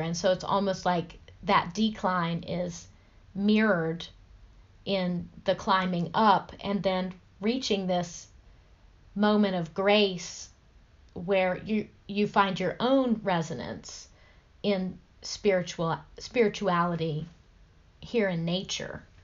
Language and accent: English; the South, United States; growing up in the South